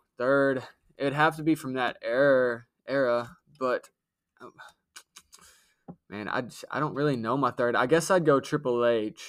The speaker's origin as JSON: {"language": "English", "area": "Marshall County", "region": "Kentucky", "country": "United States", "said": "We're from Marshall County, right?"}